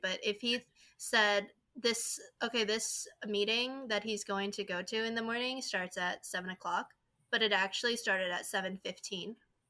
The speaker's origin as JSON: {"language": "English", "country": "South Korea", "also_born_or_lived": "China", "second_language": "English", "lives_now": "United States", "said": "So I'm originally from South Korea. I lived in China for 10 plus years. I moved back to Korea."}